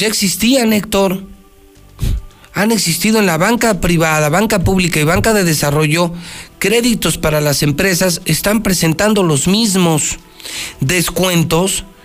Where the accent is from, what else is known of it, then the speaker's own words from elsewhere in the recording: Aguascalientes, Mexico; qué orgullo ser de Aguascalientes. Qué orgullo haber nacido aquí